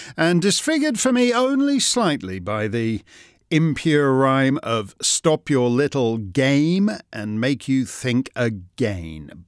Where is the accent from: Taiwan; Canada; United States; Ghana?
Canada; the Canadian, uh, human rights apparatus in my own country